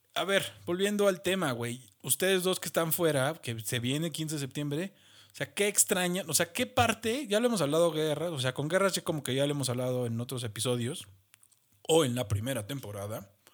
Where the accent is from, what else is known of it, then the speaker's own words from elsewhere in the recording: Mexico; como mexicano